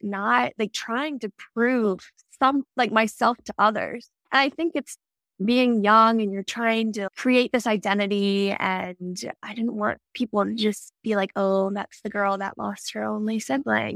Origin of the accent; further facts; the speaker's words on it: Maryland, United States; moved away as an adult; also born or lived in Denver; I grew up little small town in Maryland, lived there my whole life